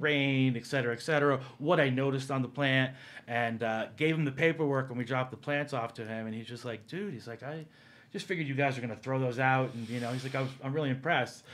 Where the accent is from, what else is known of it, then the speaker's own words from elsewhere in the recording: East Coast, United States; moved away; also born or lived in New Jersey / New York; I grew up on the East Coast, a combination of, uh, New Jersey and New York